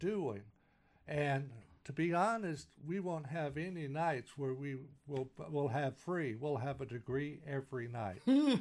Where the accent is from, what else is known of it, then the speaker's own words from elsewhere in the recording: Texas, United States; moved away; I'm a Texan